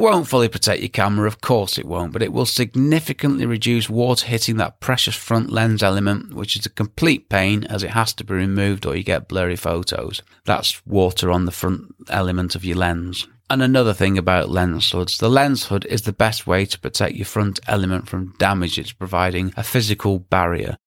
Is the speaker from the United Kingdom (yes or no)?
yes; England, United Kingdom; being English and living in England